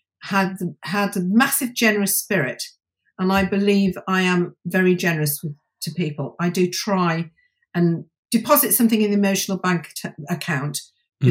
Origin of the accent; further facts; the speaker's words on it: County Durham, North East England, United Kingdom; also born or lived in Middlesbrough; I was born there, and they quickly took me to a very nice little middle-class village in County Durham, and I had a very nice life.